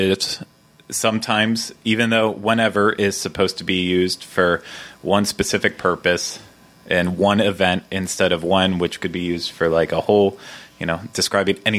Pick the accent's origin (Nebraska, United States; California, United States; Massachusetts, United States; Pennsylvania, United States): Pennsylvania, United States; Pittsburgh; accent: Pittsburghese; moved away; I am from Pittsburgh, Pennsylvania. We have a specific language up there known as Pittsburghese